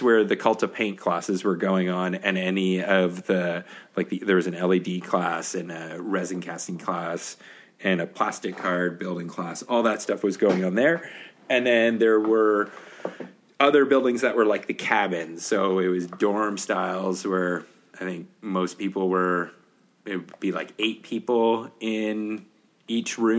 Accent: Canada; I'm from Canada

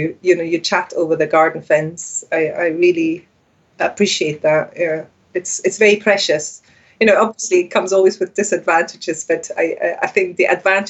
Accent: Neukirch, Saxony, Germany; English is a second language; moved away as an adult; now in Iona, United Kingdom; I'm originally from Eastern Germany, a little place called Neukirch, which is south of Leipzig.

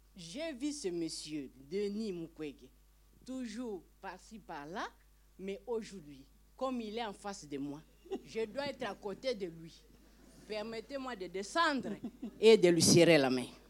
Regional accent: Kisangani, Tshopo, DR Congo; moved away; je suis congolaise. J'ai vécu à Kisangani

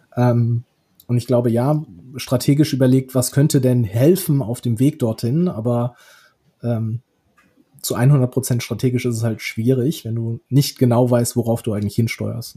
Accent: Rhineland, Germany; sehe ich mich wahrscheinlich irgendwie primär als Rheinländer

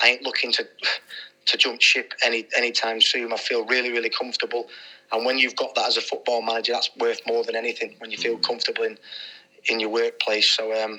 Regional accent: Manchester, North West England, United Kingdom; When I was growing up in the late 80s, early 90s, we're living on council estates in Manchester

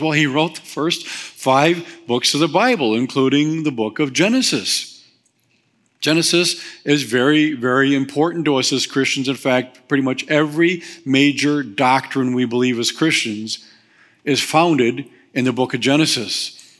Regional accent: Waukesha, Wisconsin, United States; also born or lived in Whitewater; I was born in Waukesha.

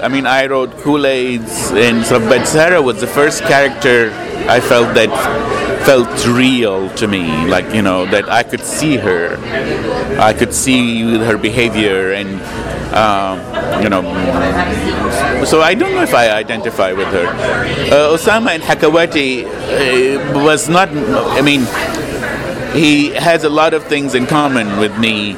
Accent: Lebanon; moved away; I grew up in Lebanon

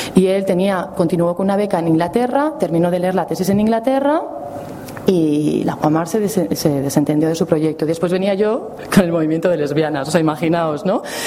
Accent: Madrid, Community of Madrid, Spain; Yo, como soy de Madrid

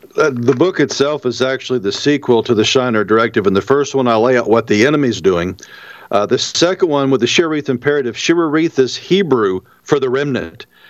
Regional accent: St. Louis, Missouri, United States; I'm originally from St. Louis

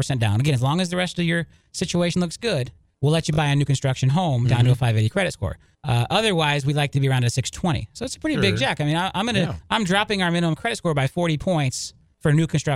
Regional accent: Lakeland, Florida, United States; I grew up in Lakeland. I went to high school in Lakeland. You know, Lakeland is my hometown.

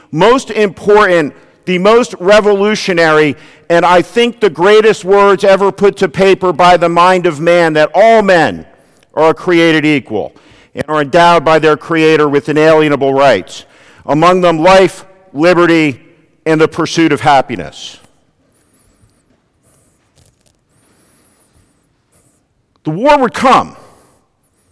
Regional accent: New Jersey, United States; I am from New Jersey

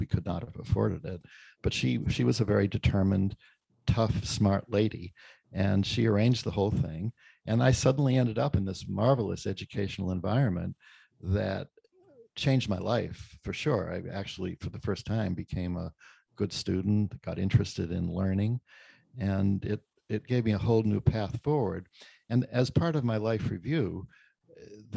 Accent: Brockton, Massachusetts, United States; I grew up in Brockton, Massachusetts, the only son of an abandoned woman in not very advantaged circumstances

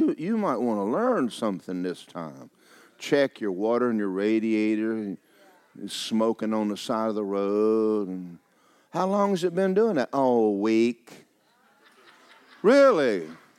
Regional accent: Georgia, United States; I was raised in Georgia.

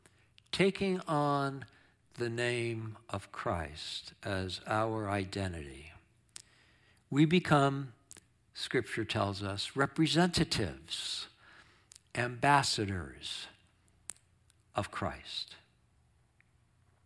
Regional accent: Long Island, New York, United States; moved away; growing up on Long Island, New York

